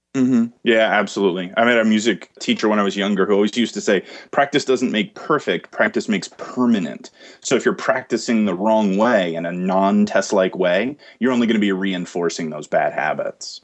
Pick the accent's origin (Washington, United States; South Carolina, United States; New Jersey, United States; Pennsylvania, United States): New Jersey, United States; I got into med school here in my home state of New Jersey.